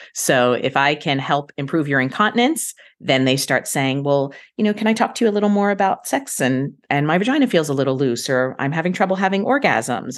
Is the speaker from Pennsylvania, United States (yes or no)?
yes; Philadelphia, Pennsylvania, United States; moved away as an adult; now in Central Florida, United States; I was born and raised in Philadelphia area